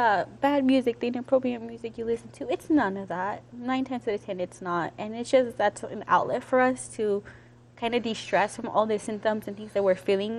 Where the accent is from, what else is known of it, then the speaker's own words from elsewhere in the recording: Aurora, Colorado, United States; I'm from Aurora